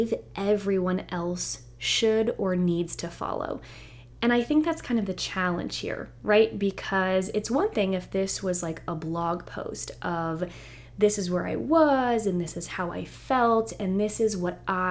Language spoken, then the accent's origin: English; the South, United States; Growing up in the South, it just reminds me of like grits